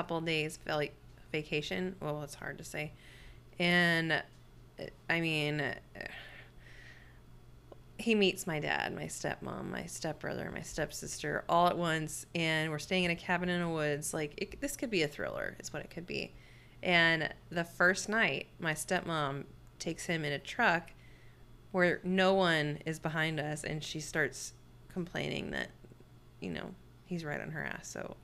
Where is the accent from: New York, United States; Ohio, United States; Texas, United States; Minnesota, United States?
Texas, United States; moved away; also born or lived in California; my dad's from Texas, I'm from Texas, but I lived in California at the time